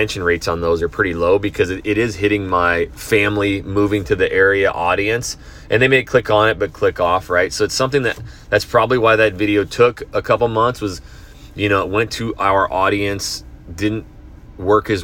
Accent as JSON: {"language": "English", "region": "North Idaho", "country": "United States", "tie": "born or raised there", "said": "I grew up in Idaho, North Idaho"}